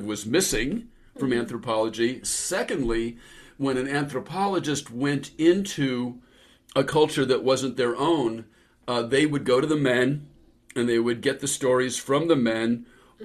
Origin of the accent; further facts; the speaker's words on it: San Francisco Bay Area, California, United States; where I grew up in the San Francisco Bay Area